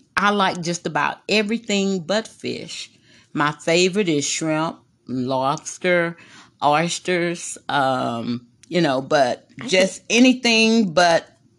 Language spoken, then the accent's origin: English; Corpus Christi, Texas, United States; Yes, I was born in Corpus Christi, Texas.